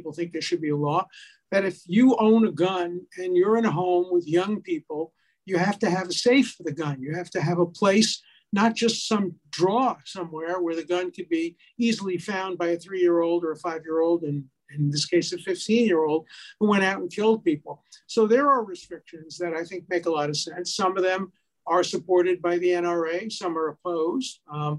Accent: Northern United States, United States; I grew up in the North, and then I married a woman from Charleston, South Carolina

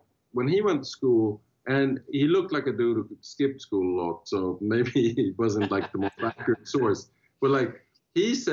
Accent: Sweden; moved away as an adult; also born or lived in Texas; now in United States; I learned about that in school in Sweden.

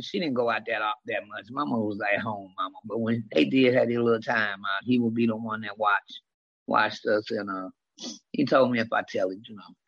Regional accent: Detroit, Michigan, United States; I was raised in the Jeffrey Projects of Detroit, Michigan.

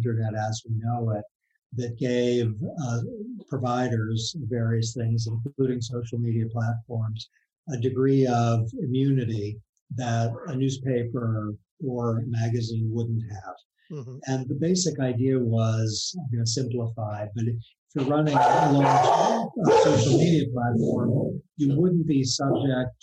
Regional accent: Boston, Massachusetts, United States; now in Washington, United States; my hometown newspaper, before I moved to Washington, the Boston Globe

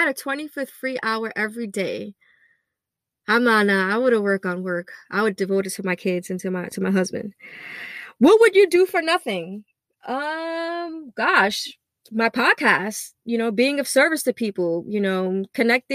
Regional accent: New York City, New York, United States; I grew up in East New York, Brooklyn

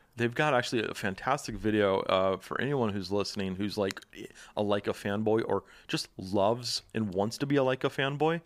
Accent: Dallas, Texas, United States; moved away; I'm from Dallas

